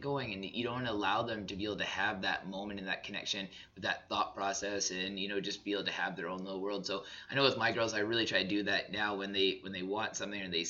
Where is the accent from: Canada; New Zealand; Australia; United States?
Canada; Southern Alberta; growing up in Southern Alberta myself